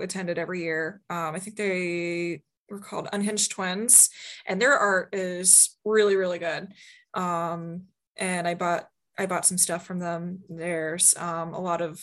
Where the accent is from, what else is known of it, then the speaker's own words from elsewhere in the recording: Marysville, Ohio, United States; Marysville is a town slightly northwest of Columbus, Ohio. Neat little town. I grew up there. It got more interesting when I moved out